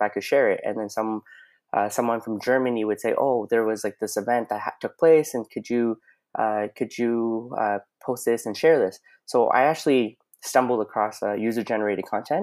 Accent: London, Ontario, Canada; I'm originally I'm from London, Ontario

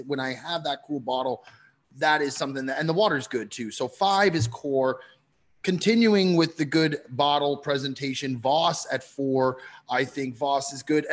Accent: Canada; moved away; I grew up in Canada

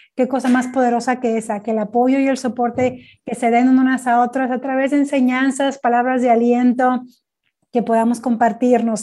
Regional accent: Mexico; yo soy originaria de México

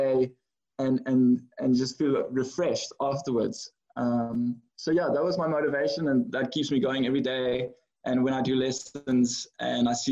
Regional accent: George, Western Cape, South Africa; also born or lived in Philippines / Netherlands; I was born and raised in George

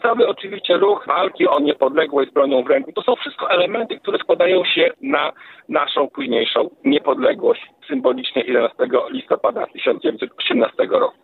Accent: Lublin Voivodeship, Poland; u nas na Lubelszczyźnie

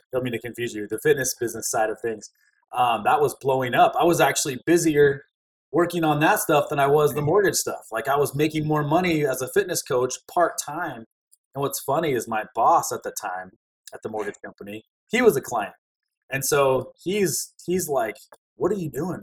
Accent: Alaska, United States; moved away; also born or lived in Louisiana; I grew up in Alaska. I spent most of my years there. Alaska's home

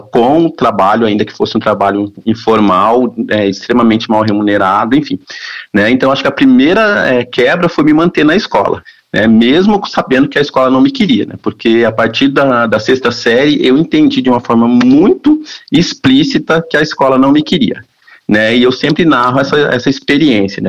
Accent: interior of Paraná, Brazil; A gente vem do interior do Paraná, né? a gente vem de famílias pobres

